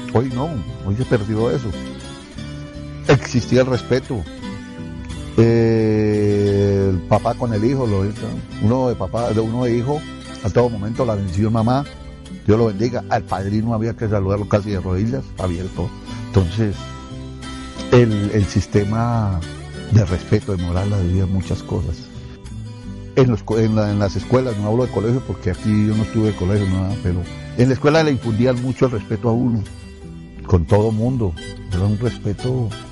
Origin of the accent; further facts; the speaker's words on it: Tibasosa, Boyacá, Colombia; me sentiría orgulloso de ser de mi pueblo Tibasosa